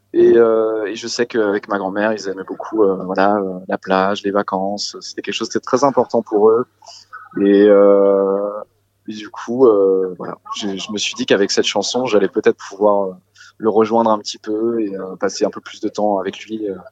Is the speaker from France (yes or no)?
yes; Saint-Gilles-Croix-de-Vie, Pays de la Loire, France; autour de chez moi en Vendée Saint-Gilles-Croix-de-Vie, d'où je viens